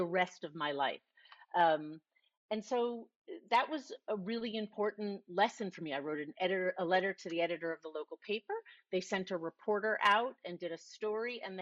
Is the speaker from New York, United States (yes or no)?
no; Miami, Florida, United States; also born or lived in Ramsey, New Jersey; grew up until the age of 10 in New Jersey in a town called Ramsey. And then I moved at age 10. I was going into the fourth grade to Miami. And then from then on, I was in Miami.